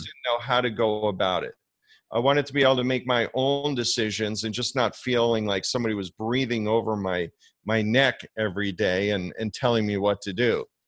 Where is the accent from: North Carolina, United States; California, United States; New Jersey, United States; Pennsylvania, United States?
New Jersey, United States; New York area; now in Florida, United States; growing up in the New York area